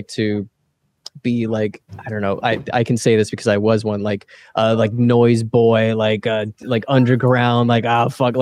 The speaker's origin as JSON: {"language": "English", "region": "Texas", "country": "United States", "also_born_or_lived": "Austin", "moved": "yes", "lives_now": "Chicago, United States", "said": "we're from Texas, so we can do a Hank Hill pretty well"}